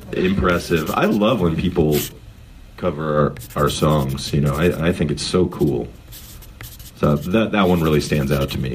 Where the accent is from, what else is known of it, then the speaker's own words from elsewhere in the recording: Berkeley, California, United States; I'm the original East Bay because I was born in Berkeley